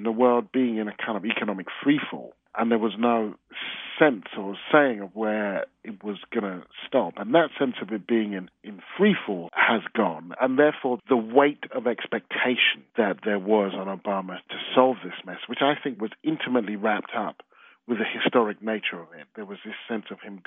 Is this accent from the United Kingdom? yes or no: yes; United Kingdom; I'm not just a Brit, but a black Brit